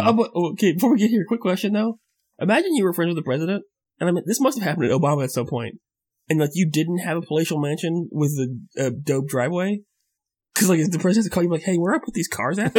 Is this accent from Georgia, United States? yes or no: no; Florida, United States; I grew up in the South, in, in, in actual Florida, where people are Southerners.